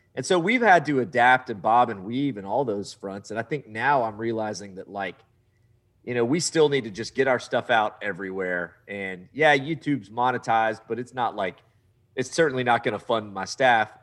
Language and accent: English; Southeast Texas, United States; I grew up in Southeast Texas